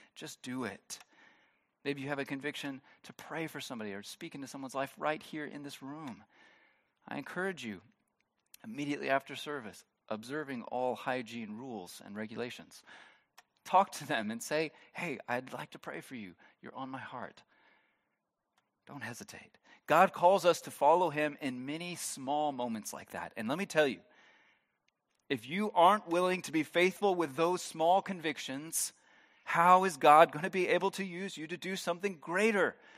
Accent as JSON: {"language": "English", "country": "United States", "moved": "as an adult", "lives_now": "Germany", "said": "I'm not originally from Germany. If you are new here, you are, might be surprised by that, by my, no, it's obvious. I'm from, I'm from the States"}